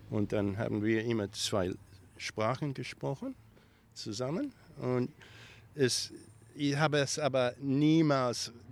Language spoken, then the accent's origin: German; Victoria, Australia; Vater war ein Farmer und ähm, da habe ich äh, an, an äh, das Land gearbeitet, mit, immer mit noch Kühe, Milken und, und sowas. Und dann eventually ähm, hat er eine ein eigene kleine Farm gekauft in Victoria.